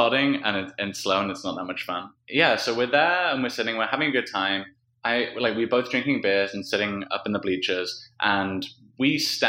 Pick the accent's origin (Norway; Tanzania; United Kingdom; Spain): United Kingdom; he doesn't know that we're British.